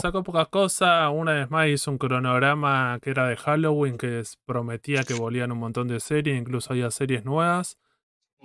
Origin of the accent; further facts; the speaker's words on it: Argentina; somos argentinos